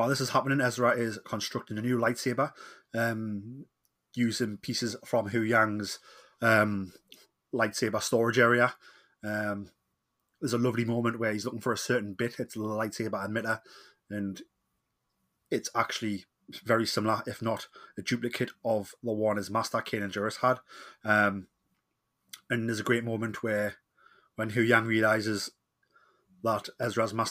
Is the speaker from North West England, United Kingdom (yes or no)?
no; Newcastle upon Tyne, North East England, United Kingdom; accent: Geordie; I am the …